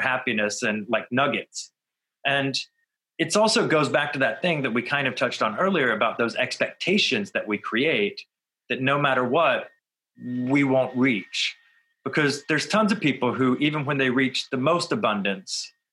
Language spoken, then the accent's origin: English; Florida, United States; I grew up in Florida